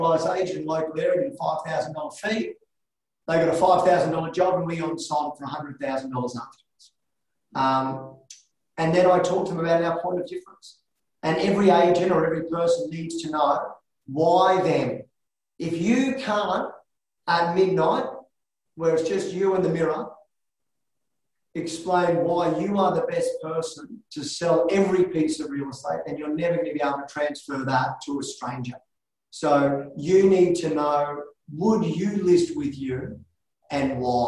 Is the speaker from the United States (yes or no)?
no; Australia; I was born in Australia